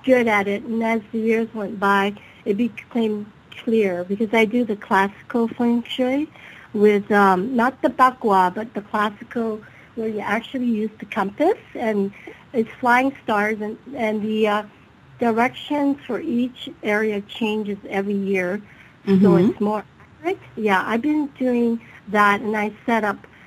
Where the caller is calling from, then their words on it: California, United States; I'm calling from California